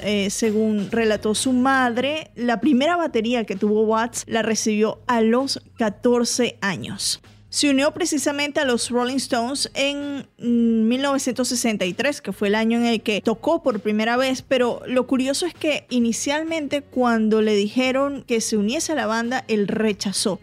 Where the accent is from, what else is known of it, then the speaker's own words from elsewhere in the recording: Venezuela; now in Atlanta, United States; yo que soy venezolana